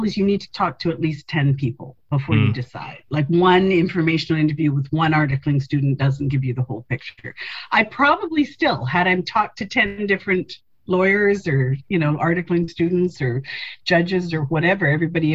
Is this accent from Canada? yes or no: yes; Winnipeg, Manitoba, Canada; also born or lived in Saskatchewan / Halifax; I was born in Winnipeg